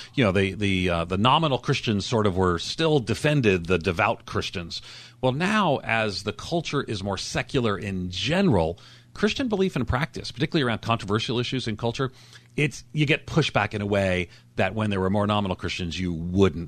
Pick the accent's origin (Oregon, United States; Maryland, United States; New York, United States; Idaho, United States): New York, United States; Long Island; in Long Island, where I grew up outside of New York City